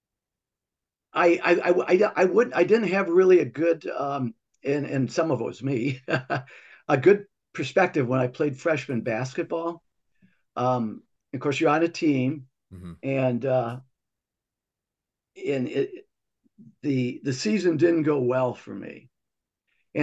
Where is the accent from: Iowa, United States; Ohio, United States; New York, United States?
Ohio, United States; Toledo; born or raised there